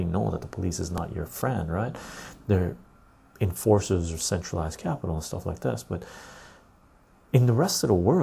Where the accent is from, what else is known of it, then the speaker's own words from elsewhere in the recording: Canada; I'm Canadian. I wanted to see my country